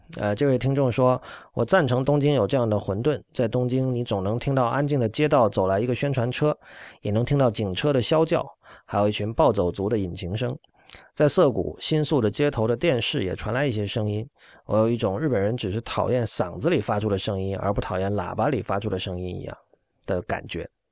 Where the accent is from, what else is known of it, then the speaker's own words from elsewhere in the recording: China; 我们身为中国人也可以自己活用中国元素